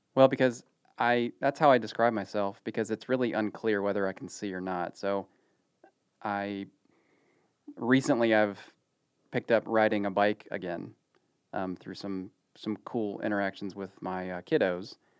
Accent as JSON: {"language": "English", "region": "Ohio", "country": "United States", "tie": "born or raised there", "moved": "yes", "lives_now": "Dallas, United States", "said": "growing up in the eighties in Ohio"}